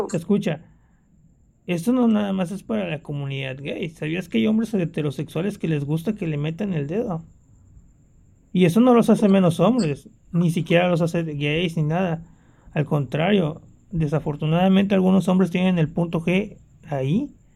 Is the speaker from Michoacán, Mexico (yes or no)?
no; Poza Rica, Veracruz, Mexico; moved away